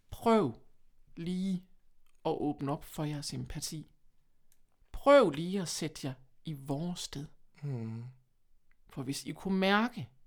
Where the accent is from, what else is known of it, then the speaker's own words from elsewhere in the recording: Horsens, Central Denmark Region, Denmark; accent: jysk; Jeg snakker jysk.